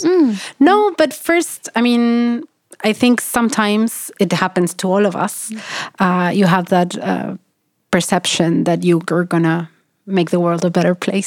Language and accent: English; Argentina; moved away as an adult; now in Sweden; I'm from Argentina. I'm working in Sweden, and I'm doing research in Africa